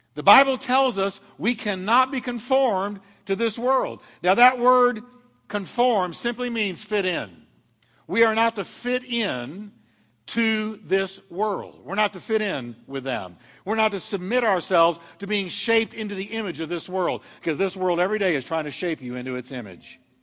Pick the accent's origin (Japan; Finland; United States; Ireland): United States; I'm an American citizen